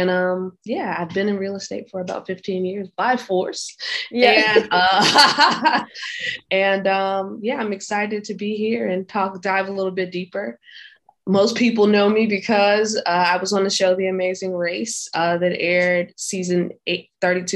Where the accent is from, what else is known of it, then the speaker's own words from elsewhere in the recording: Hampton, Virginia, United States; moved away as an adult; also born or lived in Miami, Florida; I'm from Hampton, Virginia. I went to college in Hampton, Virginia